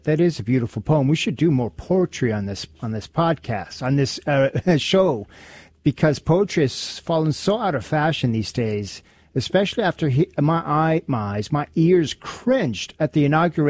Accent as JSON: {"language": "English", "region": "Alaska", "country": "United States", "tie": "born or raised there", "first_language": "Spanish", "second_language": "English", "said": "Spanish was my first language. And the educational system in the state of Alaska did a thorough job of teaching me English, but erasing most of my Spanish."}